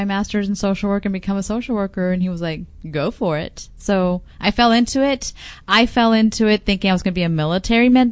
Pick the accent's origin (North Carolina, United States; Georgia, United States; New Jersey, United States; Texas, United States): Texas, United States; El Paso; also born or lived in Vernon, Texas / Arlington, Texas; I was born and raised in El Paso